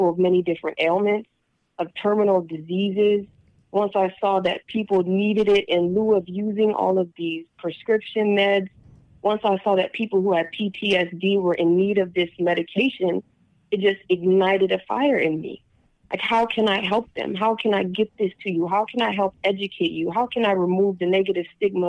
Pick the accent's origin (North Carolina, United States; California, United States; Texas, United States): California, United States; Long Beach; I was brought up in Long Beach